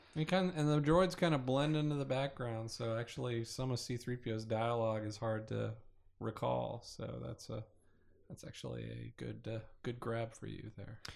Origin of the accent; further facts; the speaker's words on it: Kansas, United States; moved away; I grew up in Kansas